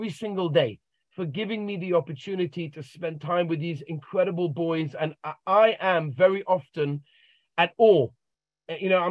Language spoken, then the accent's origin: English; London, United Kingdom; I grew up in a regular home in London, Golders Green, two beautiful parents and wonderful siblings